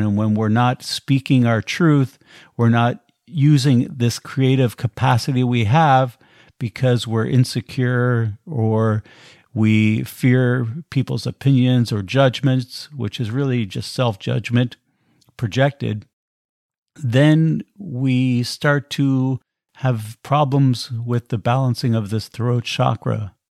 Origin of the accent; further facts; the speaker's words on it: United States; moved away as an adult; I was born in America and have been outside of the country now for about twenty years traveling around